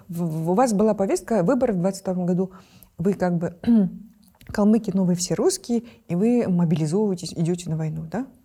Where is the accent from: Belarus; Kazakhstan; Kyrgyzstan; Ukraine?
Kyrgyzstan; мы, например, в Центральной Азии